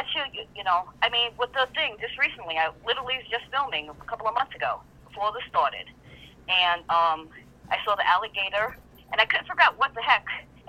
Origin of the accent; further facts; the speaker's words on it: New York, United States; now in Florida, United States; I'm from New York.